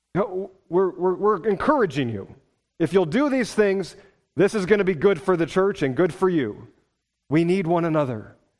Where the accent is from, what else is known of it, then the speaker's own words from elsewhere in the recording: Pacific Northwest, United States; moved away as an adult; also born or lived in Wisconsin; I was from the Pacific Northwest